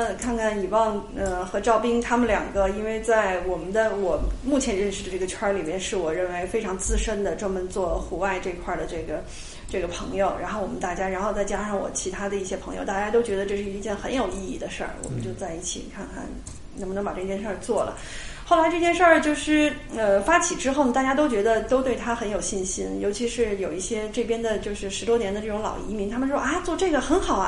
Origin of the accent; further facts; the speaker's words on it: China; 并且很适合我们中国人，呃，或者说我们的生活习惯的一些东西